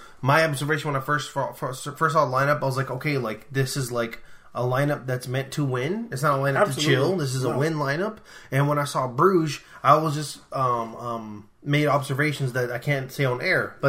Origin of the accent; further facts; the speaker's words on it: South Dakota, United States; I'm from South Dakota. You can't find me.